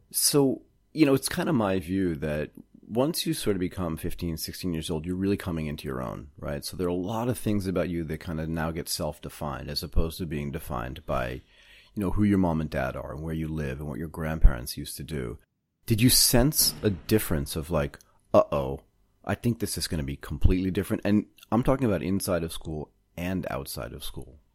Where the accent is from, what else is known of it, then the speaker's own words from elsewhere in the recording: Boston, Massachusetts, United States; also born or lived in Connecticut; I grew up in Boston, Massachusetts and a little bit in Connecticut